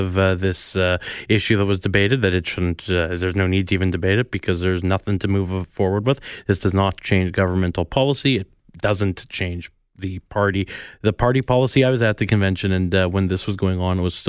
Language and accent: English; Winnipeg, Manitoba, Canada; I grew up in Winnipeg